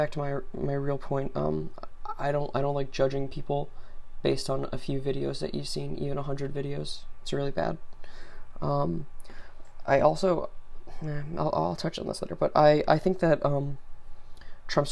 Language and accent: English; United States; as an American